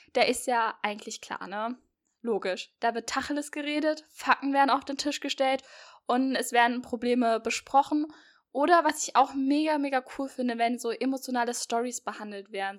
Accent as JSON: {"language": "German", "area": "near Marburg", "region": "Hesse", "country": "Germany", "said": "Ja, und ich komme aus Hessen. Genauer gesagt komme ich aus der Nähe von Marburg"}